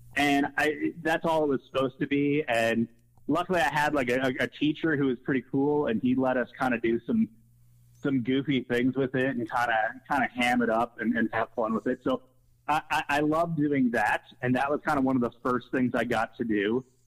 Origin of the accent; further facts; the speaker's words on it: West Chester, Ohio, United States; also born or lived in Wheaton, Illinois / Milwaukee, Wisconsin; I grew up in like the Westchester area, went to Lakota East High School. Um, but yeah, kind of just always been in Southwest Ohio for the most part since about the mid 90s.